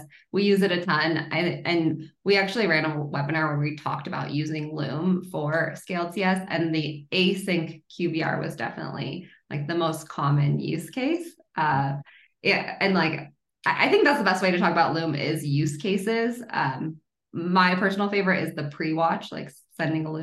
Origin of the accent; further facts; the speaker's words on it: Boulder, Colorado, United States; now in Denver, United States; I'm actually from Boulder, so one of those rare Colorado natives, but I've been in Denver for the past like 12 years